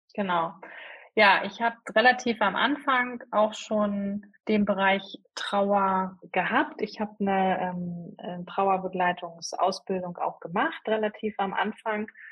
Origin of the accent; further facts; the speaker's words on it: Hamburg, Germany; moved away as an adult; now in Ellerbek, Germany; ich komme ursprünglich aus Hamburg